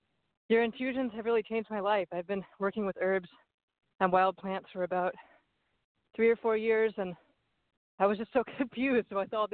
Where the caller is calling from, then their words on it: California, United States; I'm calling from the Redwood Forest.